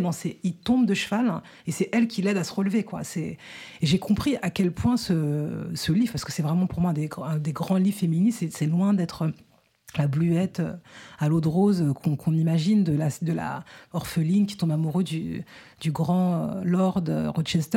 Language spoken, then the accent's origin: French; France; je suis née en France